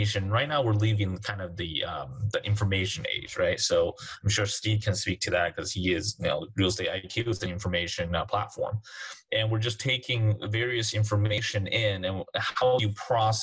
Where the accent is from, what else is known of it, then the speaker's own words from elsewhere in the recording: Taiwan; moved away; my home country, Taiwan